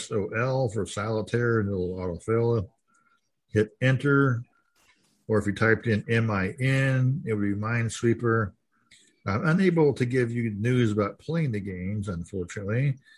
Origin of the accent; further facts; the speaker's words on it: California, United States; I am from Silicon Valley, California, in San Francisco Bay Area.